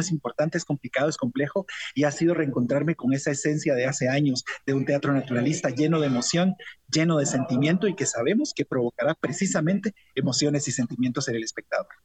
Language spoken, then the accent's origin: Spanish; Guatemala; hay una esencia que como guatemaltecos nos identifica